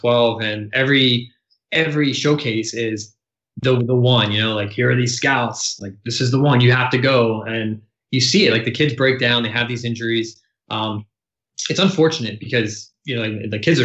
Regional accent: Baltimore, Maryland, United States; I was born and raised in right outside of Baltimore, Maryland

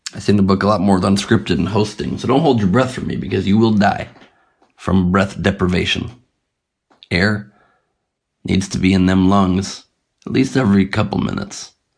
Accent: Los Angeles, California, United States; Los Angeles, my hometown

